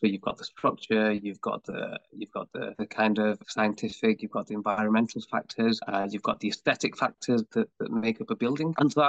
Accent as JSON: {"language": "English", "country": "United Kingdom", "tie": "born there", "said": "as a British born artist, there's so much more I have to offer"}